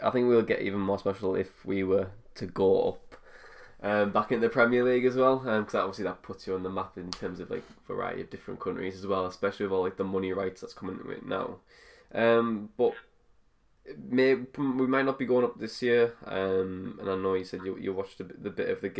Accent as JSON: {"language": "English", "town": "Middlesbrough", "region": "North East England", "country": "United Kingdom", "also_born_or_lived": "United States", "moved": "as an adult", "said": "I'm from Middlesbrough"}